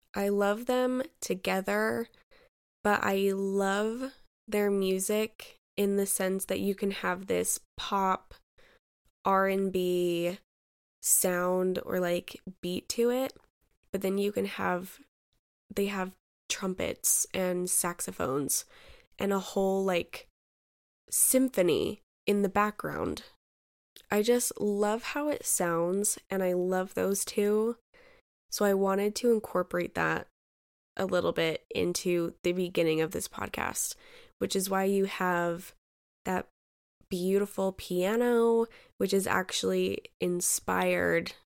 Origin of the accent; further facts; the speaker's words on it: Utah, United States; I was born and raised in Utah. I've been here all my life